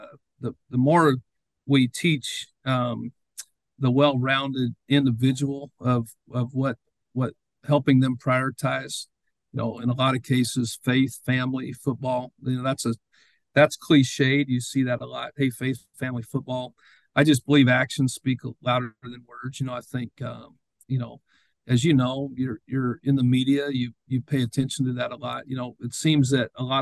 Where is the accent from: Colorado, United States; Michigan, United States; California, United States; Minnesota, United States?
Colorado, United States; Greeley; moved away as an adult; also born or lived in Nashville; now in St. Charles, United States; Growing up in Greeley, Colorado